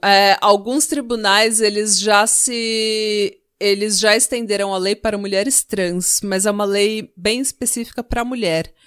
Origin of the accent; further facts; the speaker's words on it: Brazil; como brasileira